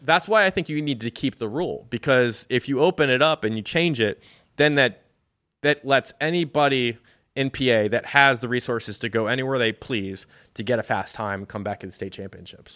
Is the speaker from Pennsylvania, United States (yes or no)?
yes; Hershey, Pennsylvania, United States; Pennsylvania, I'm from Hershey. It's my home state